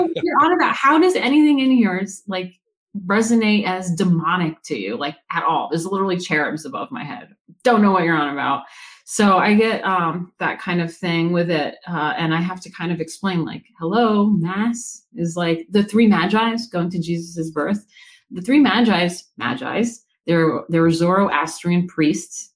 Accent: Woodstock, New York, United States; I'm from like New York, like Woodstock area

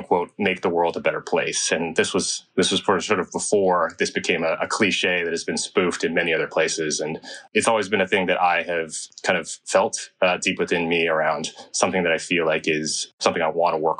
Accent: Bay Area, California, United States; also born or lived in China; grew up in the Bay Area

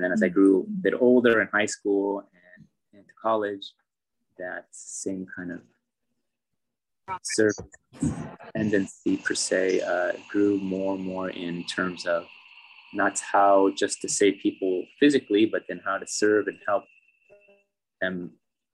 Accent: Philo, California, United States; moved away as an adult; also born or lived in Novato, California / India; my hometown is only an hour away from Odaria. The town of Philo.

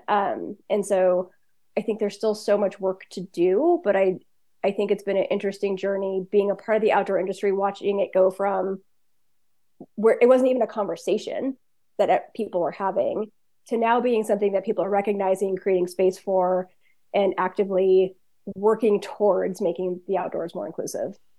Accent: Washington, United States; born or raised there; also born or lived in Southern California; now in Bend, United States

